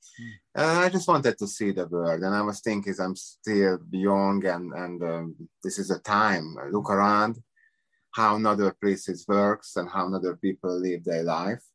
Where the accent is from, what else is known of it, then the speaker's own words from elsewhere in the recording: Budapest, Hungary; English is a second language; moved away as an adult; also born or lived in Las Vegas / San Diego / Miami; now in United States; I'm from Hungary, Budapest